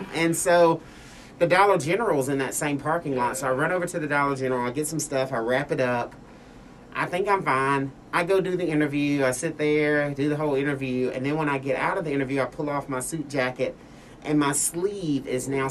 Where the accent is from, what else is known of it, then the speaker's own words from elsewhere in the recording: Oxford, Mississippi, United States; moved away as an adult; also born or lived in Middle Tennessee / Nashville, Tennessee; now in Arkansas, United States; I am not an Arkansas native. I'm actually a Mississippi boy. I grew up in Oxford, Mississippi.